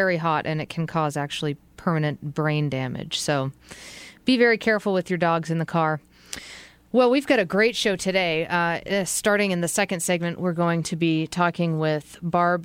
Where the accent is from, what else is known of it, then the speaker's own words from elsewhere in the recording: New England, United States; moved away; I'm from New England